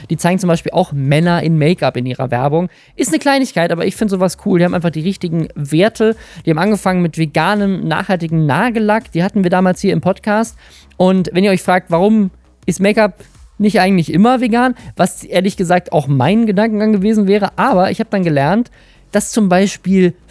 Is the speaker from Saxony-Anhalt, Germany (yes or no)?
no; Oldenburg, Lower Saxony, Germany; in meiner Heimatstadt Oldenburg, in der ich auch wohne und arbeite